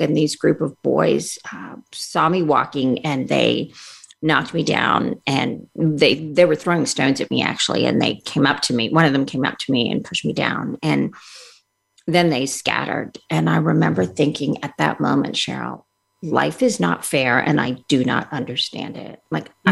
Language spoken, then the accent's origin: English; Montreal, Quebec, Canada; also born or lived in India / England; we moved from England to Canada. Uh, shortly after my first surgery. And that's where I had most of my operations. And we were in Montreal